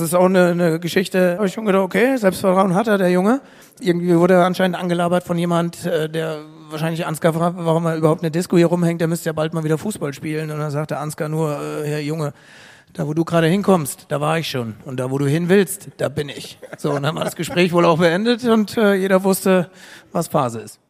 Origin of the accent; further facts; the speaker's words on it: Bad Kreuznach, Rhineland-Palatinate, Germany; moved away; es ein Stück weit meine Heimat ist. Also von Frankfurt, Bad Kreuznach ist eine Dreiviertelstunde